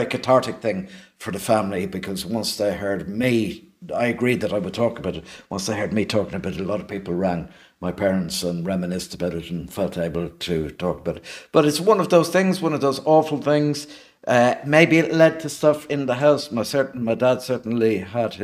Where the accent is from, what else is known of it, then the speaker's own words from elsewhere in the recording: Dublin, Leinster, Ireland; also born or lived in London; we lived opposite the gates of the Cadbury's factory in Coolock for a few years